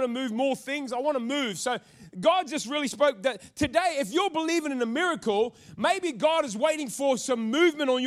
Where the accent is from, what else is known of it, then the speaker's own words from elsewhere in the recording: North Queensland, Australia; I come from North Queensland